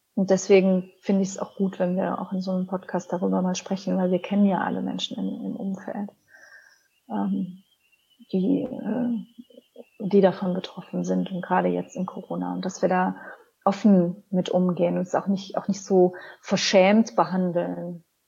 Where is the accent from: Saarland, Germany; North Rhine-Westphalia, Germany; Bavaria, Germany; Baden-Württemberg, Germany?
North Rhine-Westphalia, Germany; Cologne; ich bin ja in Köln aufgewachsen